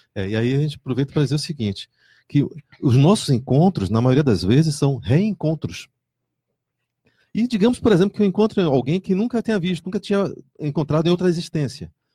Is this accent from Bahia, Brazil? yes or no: yes; Salvador, Bahia, Brazil; now in Foz do Iguaçu, Brazil; eu venho de Salvador